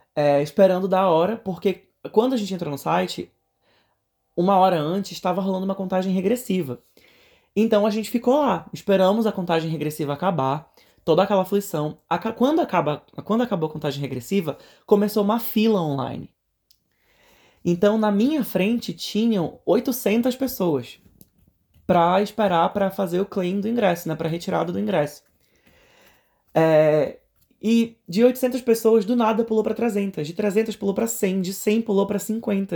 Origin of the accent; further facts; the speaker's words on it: Brazil; moved away as an adult; now in Atlanta, United States; a gente é brasileiro